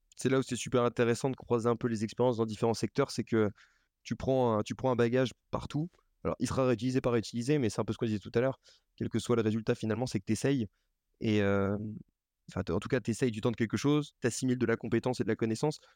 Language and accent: French; Lorraine, Grand Est, France; also born or lived in Paris; now in Nantes, France; j'ai été élevé en Lorraine, donc dans une comme beaucoup de Lorrains